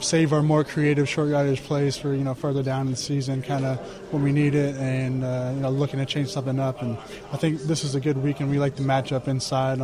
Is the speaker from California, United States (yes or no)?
no; Pennsylvania, United States; moved away; Going back to Pennsylvania and growing up, I remember I was an Eagles fan growing up